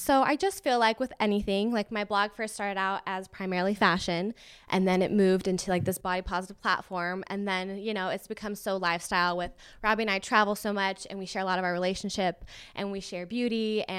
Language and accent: English; Las Vegas, Nevada, United States; and I'm from Vegas originally, like we've mentioned, so we wanted to get back to the desert